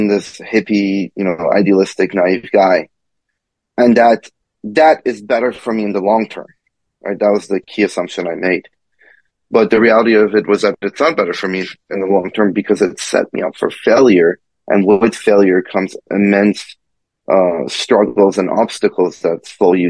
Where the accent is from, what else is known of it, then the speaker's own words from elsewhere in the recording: Kentucky, United States; also born or lived in Iran; I grew up in the South, and again, I grew up as an immigrant.